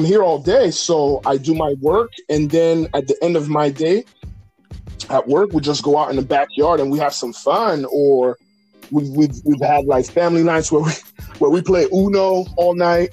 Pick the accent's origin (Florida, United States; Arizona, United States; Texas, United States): Florida, United States; Kissimmee; We're from Kissimmee